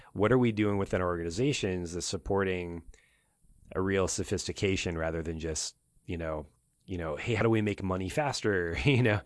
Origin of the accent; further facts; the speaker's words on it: Oregon, United States; I'm from Oregon